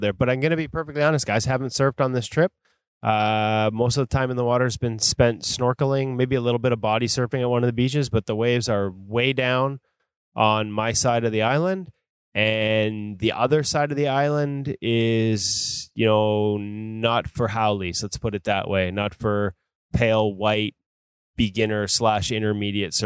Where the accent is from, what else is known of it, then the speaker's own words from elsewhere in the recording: White Rock, British Columbia, Canada; He's actually from my hometown, sort of out in White Rock, South Surrey area